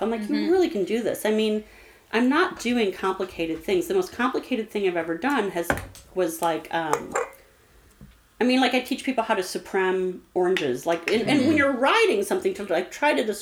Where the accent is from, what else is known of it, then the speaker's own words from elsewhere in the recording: St. Louis, Missouri, United States; also born or lived in Webster Groves; when I grew up in St. Louis, I grew up in U City.